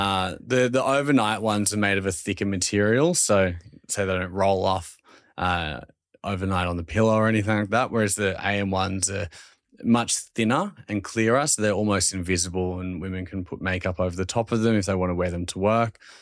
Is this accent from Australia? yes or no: yes; Australia; accent: Australian; my Australian accent is times ten when I'm over there pitching the brand